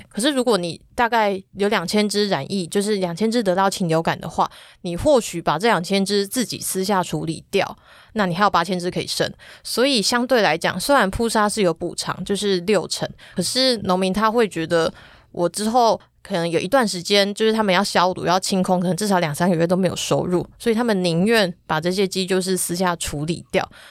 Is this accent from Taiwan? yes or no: yes; Taiwan; 我们台湾人